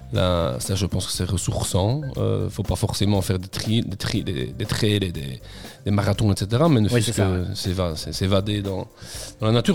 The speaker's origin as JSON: {"language": "French", "town": "Namur", "region": "Wallonia", "country": "Belgium", "said": "je suis namurois et, j'habite la région namuroise, j'habite Namur, donc je suis du coin"}